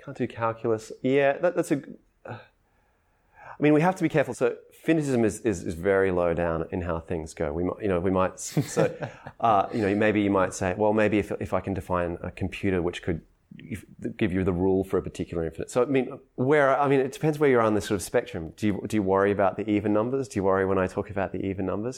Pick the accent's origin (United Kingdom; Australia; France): Australia; I'm Australian